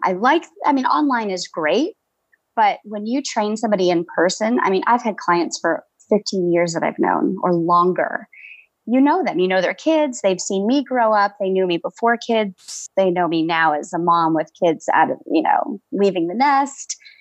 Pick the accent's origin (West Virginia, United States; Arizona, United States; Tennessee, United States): Arizona, United States; Tucson; I'm from Tucson, Arizona, born and raised out here